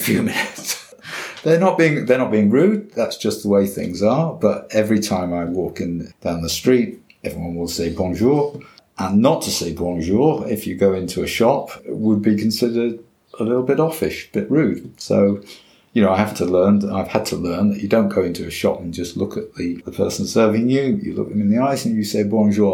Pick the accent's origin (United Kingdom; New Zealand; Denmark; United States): United Kingdom; England; moved away as an adult; now in France; I'm English